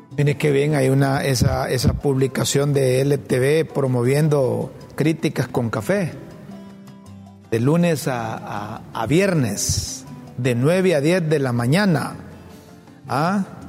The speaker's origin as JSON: {"language": "Spanish", "country": "Honduras", "said": "como hondureño, como hondureño"}